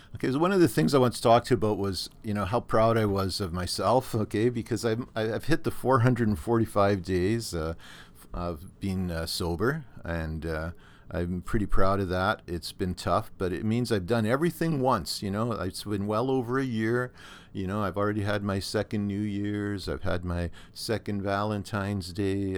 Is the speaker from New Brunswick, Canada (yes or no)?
no; Thunder Bay, Ontario, Canada; now in Norfolk County, Canada; my hometown of Thunder Bay up on, uh, the North Shore Lake Superior